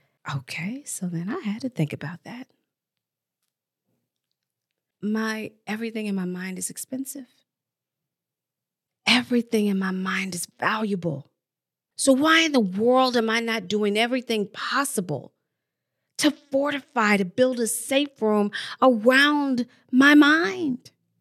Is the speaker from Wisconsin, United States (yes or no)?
no; Texas, United States; born there; I didn't grow up in Texas, but I was born in Texas. And so I'm very familiar when I would go back in the summertime with the hurricanes and some parts tornadoes.